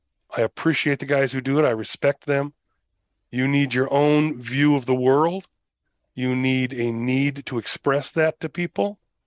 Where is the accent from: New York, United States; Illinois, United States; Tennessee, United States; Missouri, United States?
Illinois, United States; Oak Park; also born or lived in Schaumburg / San Diego; So I grew up in Oak Park originally, and then we moved out to the farther suburbs of Schaumburg later, and went to high school 1 year in Oak Park.